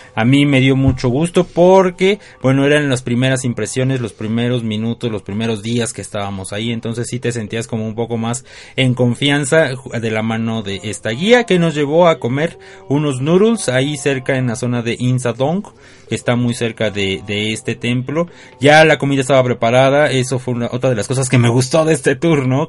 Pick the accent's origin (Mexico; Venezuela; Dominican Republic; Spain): Mexico; soy mexicano